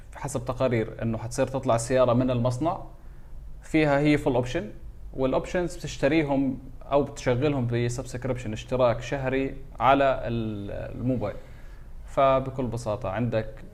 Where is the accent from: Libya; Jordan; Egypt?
Jordan; عندنا في الاردن